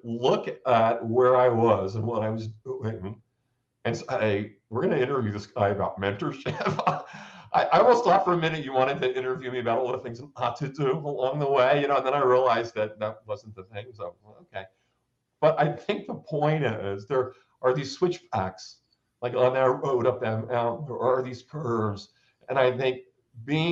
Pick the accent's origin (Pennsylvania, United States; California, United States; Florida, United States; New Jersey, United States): New Jersey, United States; I grew up in New Jersey